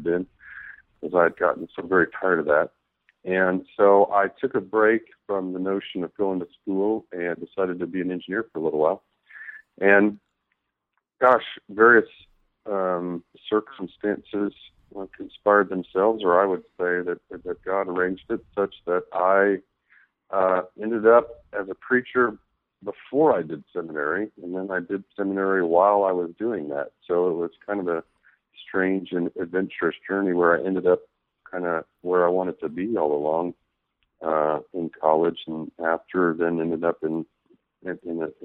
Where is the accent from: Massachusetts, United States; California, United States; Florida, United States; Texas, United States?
Texas, United States; Midland; moved away as an adult; now in Oklahoma City, United States; I am originally from Midland, Texas, is where I spent most of my life from age 10 till about 3 months ago, actually. I recently moved to Oklahoma City